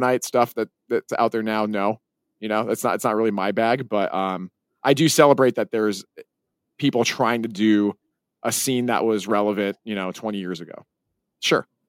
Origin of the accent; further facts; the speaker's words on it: Salt Lake City, Utah, United States; my hometown